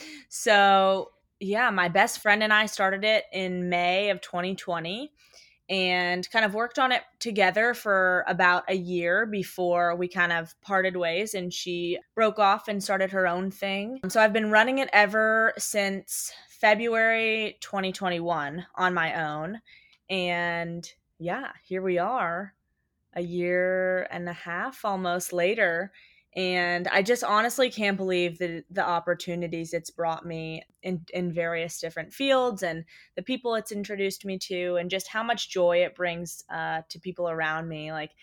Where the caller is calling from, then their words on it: Los Angeles, California, United States; My pronouns are she, her, hers. And I am tuning in from Los Angeles.